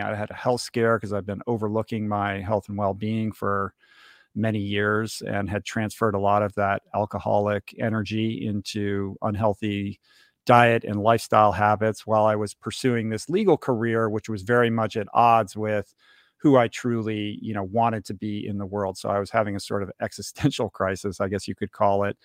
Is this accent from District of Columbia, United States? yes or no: yes; Washington, District of Columbia, United States; moved away as an adult; I grew up in Washington, D C.